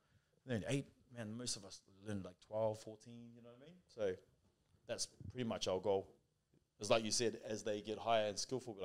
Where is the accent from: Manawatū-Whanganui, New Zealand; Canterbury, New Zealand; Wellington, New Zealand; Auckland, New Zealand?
Auckland, New Zealand; moved away as an adult; now in Australia; So I'm brought up in New Zealand. I'm brought up in New Zealand in South Auckland. Played footy over there.